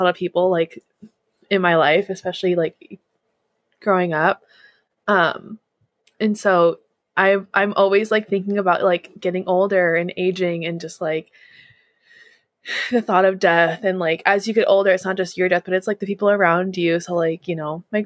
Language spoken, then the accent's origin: English; Southern California, United States; also born or lived in New England / Washington State; now in Washington, United States; growing up in Southern California